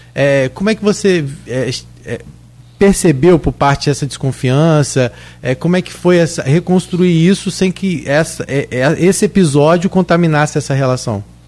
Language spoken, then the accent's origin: Portuguese; São João da Barra, Rio de Janeiro, Brazil; eu, também sou de Gruçaí